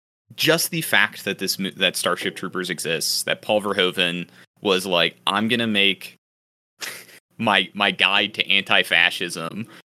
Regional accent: Buenos Aires, Argentina; I'm from Buenos Aires, and I say, kill them all.

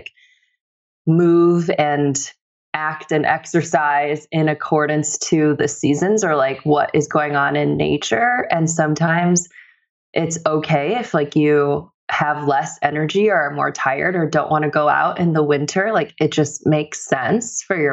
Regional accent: Bartlett, Illinois, United States; I grew up in the suburbs of Chicago. So I grew up in Bartlett, Illinois.

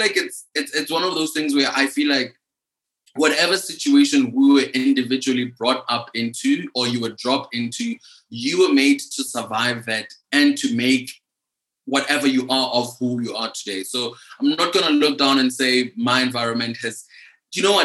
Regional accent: Limpopo, South Africa; now in Johannesburg, South Africa; I grew up in Limpopo

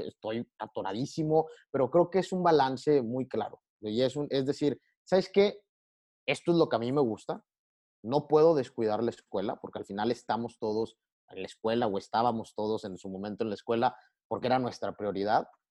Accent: Tamaulipas, Mexico; a mí me llena orgullo decir que soy tamaulipeco

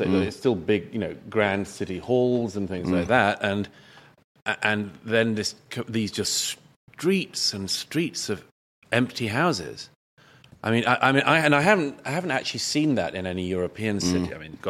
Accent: London, United Kingdom; I was brought up in West London.

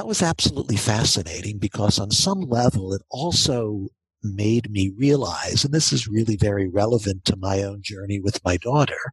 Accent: Baltimore, Maryland, United States; now in Atlanta, United States; I grew up in Baltimore

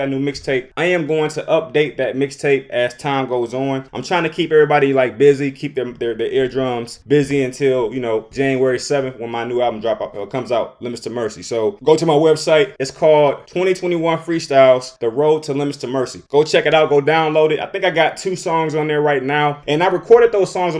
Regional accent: Detroit, Michigan, United States; I'm from Detroit.

